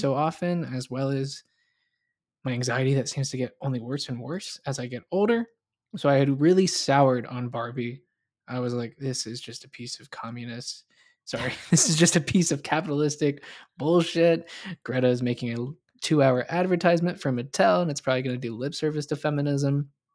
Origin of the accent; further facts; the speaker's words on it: the South, United States; I grew up in the South